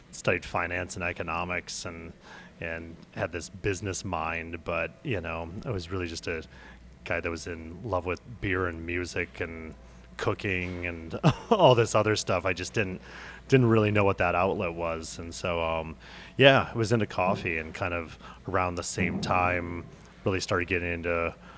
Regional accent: Minneapolis, Minnesota, United States; moved away as an adult; now in New York, United States; I'm from Minneapolis

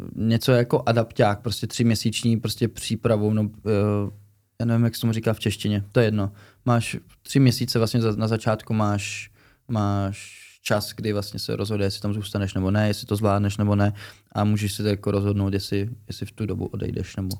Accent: Czechia; also born or lived in Germany; že jsem Čech

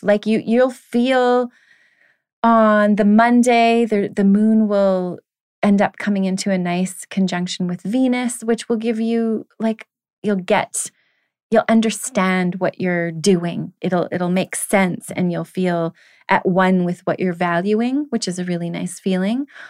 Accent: Canada; being that I am a Canadian

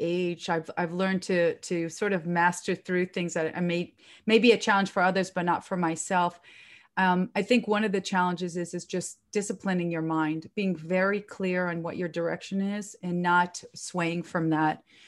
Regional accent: Israel; moved away; in my country, 'cause I'm from Israel

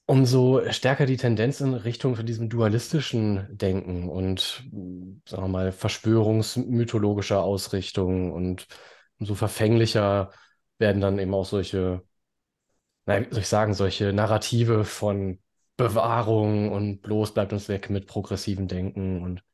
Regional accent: Baden-Württemberg, Germany; bei uns in Baden-Württemberg

